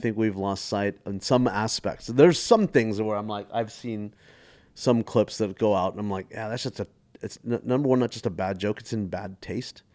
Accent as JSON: {"language": "English", "town": "Mesquite", "region": "Texas", "country": "United States", "tie": "born or raised there", "also_born_or_lived": "Stephenville, Texas / London", "said": "growing up in Mesquite with Indian parents"}